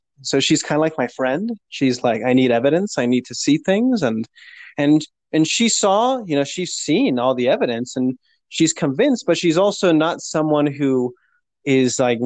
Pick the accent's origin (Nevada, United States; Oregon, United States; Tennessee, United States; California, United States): Oregon, United States; Portland; born or raised there; moved away as an adult